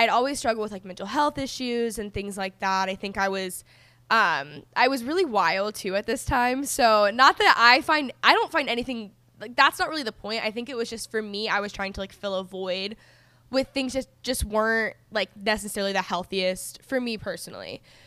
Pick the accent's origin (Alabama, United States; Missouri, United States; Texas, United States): Texas, United States; moved away as an adult; also born or lived in Los Angeles, United States; I grew up in Texas